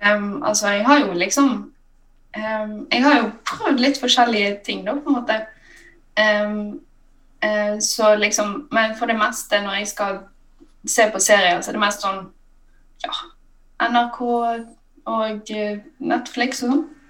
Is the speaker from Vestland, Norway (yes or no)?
yes; Bergen, Vestland, Norway; accent: Bergensk; jeg snakker jo bergensk